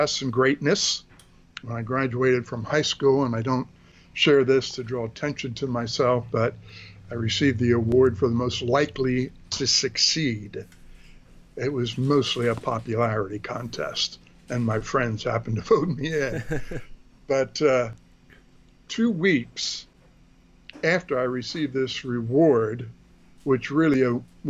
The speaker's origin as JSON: {"language": "English", "town": "Philadelphia", "region": "Pennsylvania", "country": "United States", "tie": "born or raised there", "also_born_or_lived": "Washington, D.C. area", "moved": "as an adult", "said": "I was born in the greater Philadelphia area, southeastern Pennsylvania, with a heavily German Lutheran influence. So I was brought up in the Lutheran Church."}